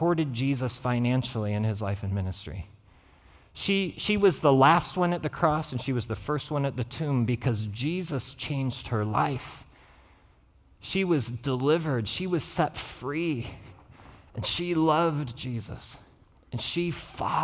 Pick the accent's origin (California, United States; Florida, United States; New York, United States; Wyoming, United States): Wyoming, United States; Gillette; from Gillette, Wyoming